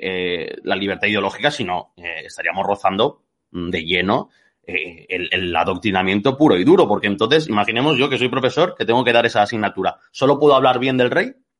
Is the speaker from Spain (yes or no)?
yes; Catalonia, Spain; soy catalán, o sea que he ido a la misma escuela que aquí el, bueno, a al mismo sistema educativo que aquí el compañero